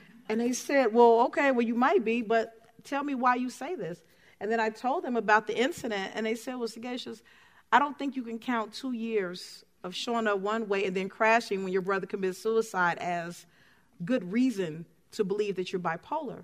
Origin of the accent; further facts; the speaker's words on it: Chicago, Illinois, United States; moved away; I'm from Chicago